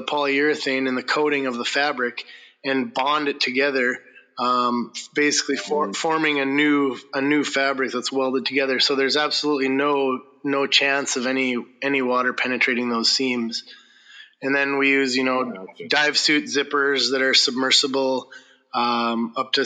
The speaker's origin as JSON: {"language": "English", "region": "North Dakota", "country": "United States", "tie": "born or raised there", "also_born_or_lived": "Montana", "moved": "as an adult", "lives_now": "Kake, United States", "said": "I grew up in North Dakota"}